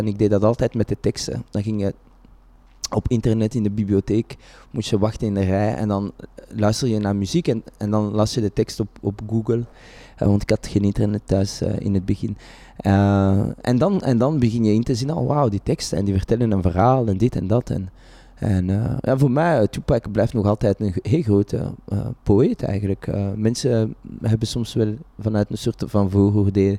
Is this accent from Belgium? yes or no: yes; Vilvoorde, Flanders, Belgium; ik ben geboren en getogen in Vilvoorde